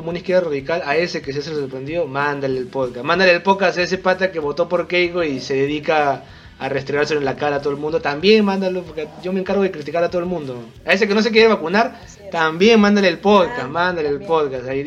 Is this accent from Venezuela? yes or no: no; Peru; yo soy el típico peruano cagón